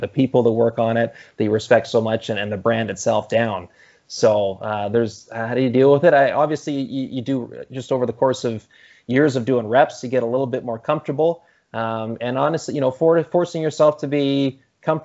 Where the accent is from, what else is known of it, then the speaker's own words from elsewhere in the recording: Campbell River, British Columbia, Canada; my hometown of Campbell River over on Vancouver Island